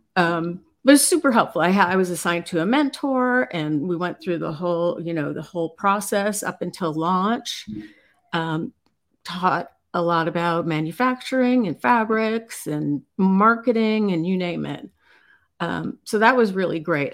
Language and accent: English; Chicago, Illinois, United States; moved away; I'm originally from Chicago